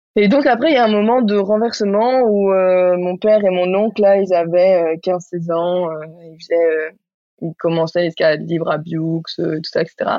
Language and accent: French; Barcelona, Catalonia, Spain; now in Marseille, France; j'ai grandi à Barcelone, j'habite à Marseille